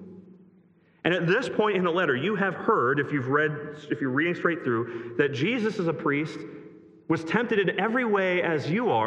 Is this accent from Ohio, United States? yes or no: yes; Greene, Ohio, United States; moved away; That's my hometown, Greene, Ohio